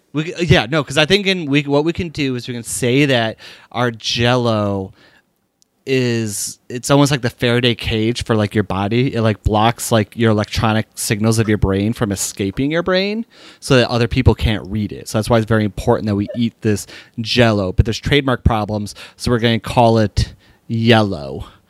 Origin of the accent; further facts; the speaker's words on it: Sharonville, Ohio, United States; that's my hometown.